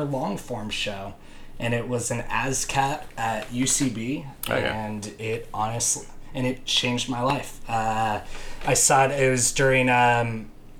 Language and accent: English; outside of Los Angeles, California, United States; moved away as an adult; also born or lived in San Diego; now in Scotland, United Kingdom; I grew up outside of Los Angeles